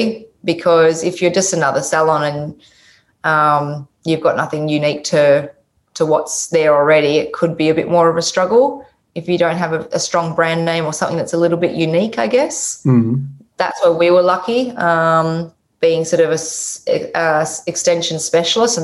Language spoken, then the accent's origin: English; Tasmania, Australia; moved away; I'm from Tasmania, the bottom of Australia originally